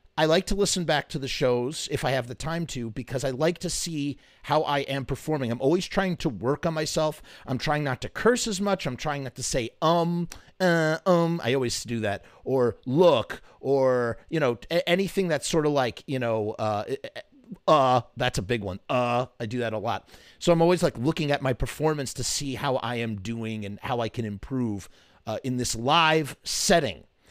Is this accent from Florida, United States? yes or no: no; New York, United States; as a New Yorker